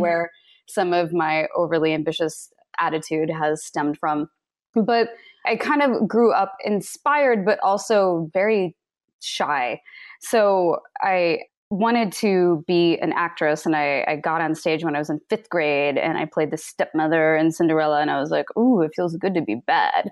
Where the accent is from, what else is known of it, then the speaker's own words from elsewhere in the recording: Kansas, United States; I grew up in Kansas